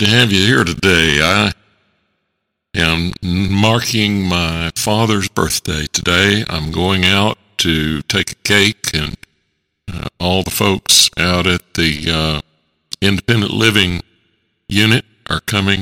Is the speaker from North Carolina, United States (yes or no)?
yes; Concord, North Carolina, United States; I was born in Concord, North Carolina, in the Piedmont region of western North Carolina